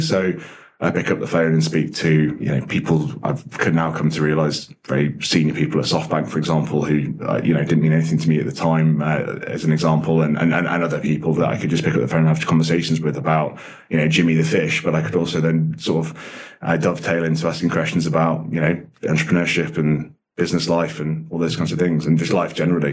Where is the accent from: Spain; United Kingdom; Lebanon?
United Kingdom; Nottinghamshire, East Midlands; also born or lived in Dublin, Ireland; now in London, United Kingdom; I was born in Dublin in the 80s and then moved in the early 90s to the UK, moved to uh, Nottinghamshire, where I was there until I was 18